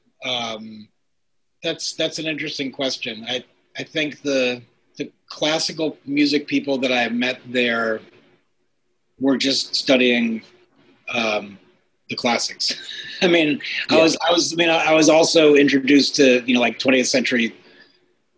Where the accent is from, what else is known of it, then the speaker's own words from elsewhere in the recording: half hour north of Manhattan, outside of New York City, United States; moved away as an adult; also born or lived in Ohio / Boston / Brooklyn / Seattle; now in Cambridge, United States; I grew up outside of New York City. And about a half hour north of Manhattan